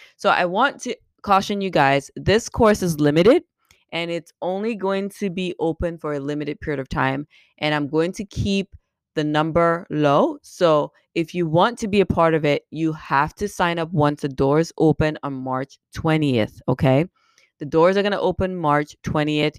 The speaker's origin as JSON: {"language": "English", "country": "Cameroon", "tie": "born or raised there", "also_born_or_lived": "Caribbean", "moved": "as an adult", "lives_now": "United States", "said": "I'm from Cameroon, and I was born and raised there"}